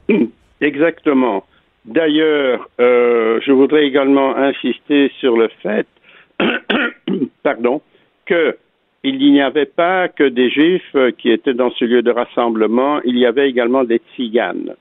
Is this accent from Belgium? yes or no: yes; Antwerp, Flanders, Belgium; je suis né donc à Anvers, en Belgique, euh, en 1939